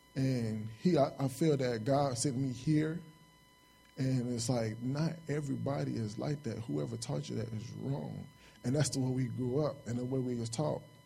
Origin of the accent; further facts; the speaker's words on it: Chicago, Illinois, United States; moved away as an adult; I'm from Chicago, South Side Chicago. I grew up there all my life